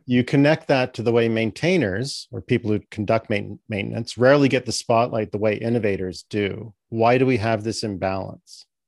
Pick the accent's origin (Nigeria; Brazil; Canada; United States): Canada; I'm Canadian.